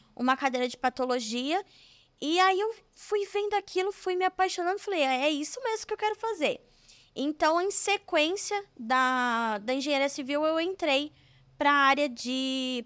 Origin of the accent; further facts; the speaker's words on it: São Bernardo do Campo, São Paulo, Brazil; Eu sou de São Paulo, é São Bernardo do Campo, mas como é uma cidade do ladinho, a gente já fala que é de São Paulo